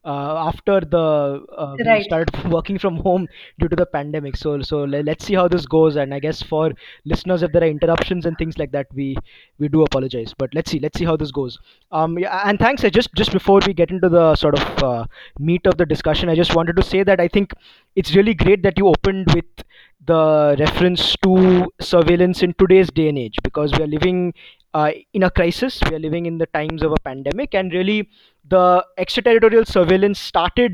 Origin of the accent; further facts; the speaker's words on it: India; as an Indian citizen